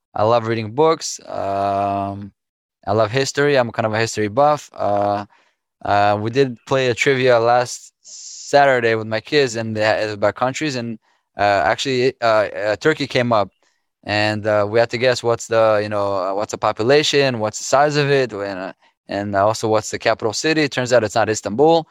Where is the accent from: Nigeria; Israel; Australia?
Israel; moved away as an adult; now in Fair Lawn, United States; I was born and raised in Israel.